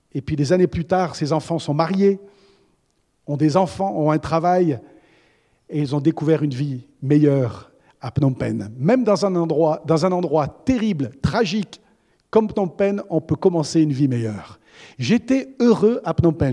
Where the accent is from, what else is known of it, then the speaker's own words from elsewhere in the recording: Auvergne-Rhône-Alpes, France; Je suis né en Auvergne. Alors on est Auvergnat et ensuite on est français